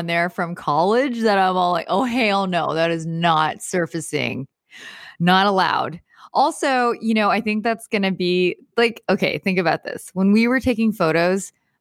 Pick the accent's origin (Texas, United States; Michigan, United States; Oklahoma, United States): Texas, United States; I grew up in Texas